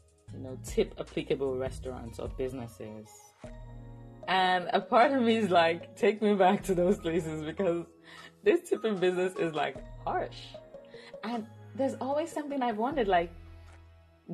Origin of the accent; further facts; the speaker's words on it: Nigeria; as a Nigerian, where I come from, we tip, but not, it's not like expected.